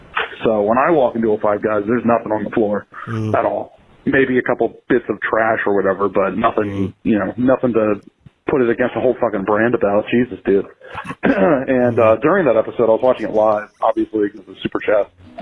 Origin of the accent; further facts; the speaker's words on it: Washington, District of Columbia, United States; my hometown in the creator city of Five Guys, Washington, D.C.